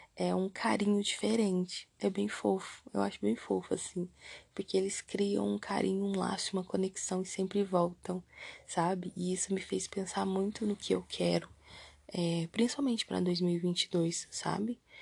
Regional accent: Brazil; se eu era do Brasil mesmo. Eu falei que sim

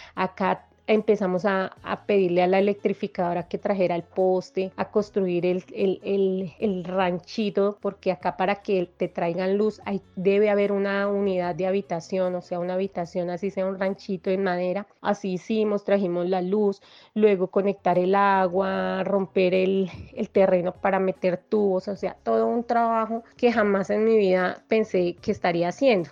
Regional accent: Bogotá, Colombia; Yo nací en Bogotá.

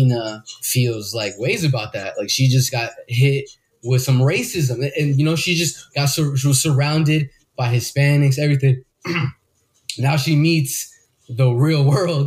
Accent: New Jersey, United States; I was born in New Jersey, but my parents are 100%. Both of them are 100% Colombian

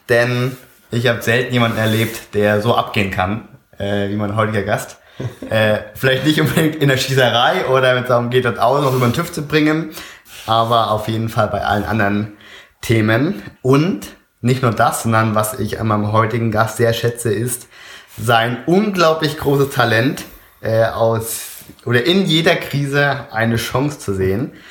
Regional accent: Oer-Erkenschwick, North Rhine-Westphalia, Germany; Pumpe Ali ist äh, aus meiner Heimatstadt Euerkenschwick.

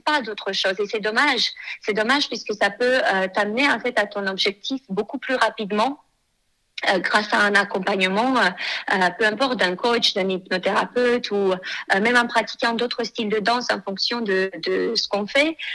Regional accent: Moldova; moved away as an adult; now in France; je suis née en Moldavie

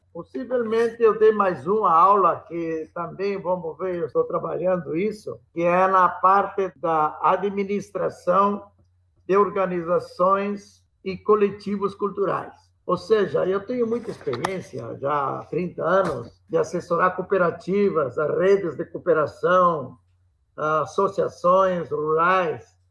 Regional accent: Brazil; Somos brasileiros

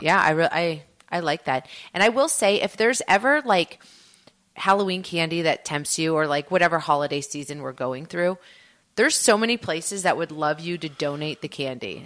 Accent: Canada; moved away; Growing up in Canada

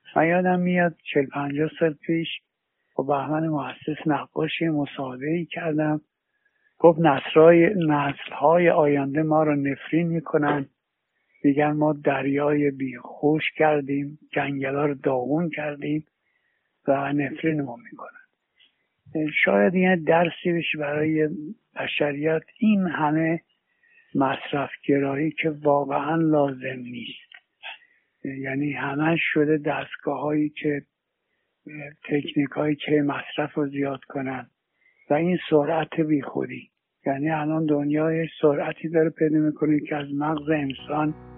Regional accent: Iran; مردم وطنم

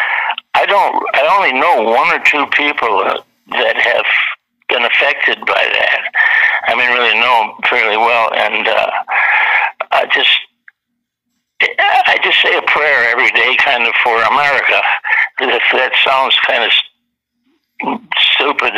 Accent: Wisconsin, United States; now in Los Angeles, United States; I was born and raised in Wisconsin

